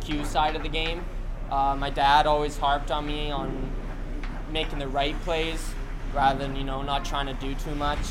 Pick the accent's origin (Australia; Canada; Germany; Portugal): Canada; Red Deer, Alberta; growing up in Red Deer minor hockey